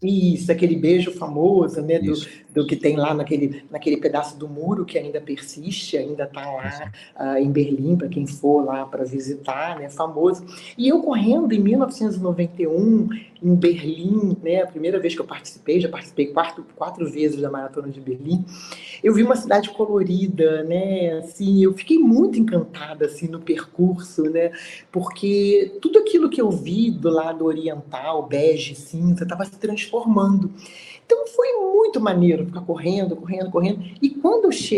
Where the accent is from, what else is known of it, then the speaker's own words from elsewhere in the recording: Brazil; não moro, eu, eu, eu sou do Brasil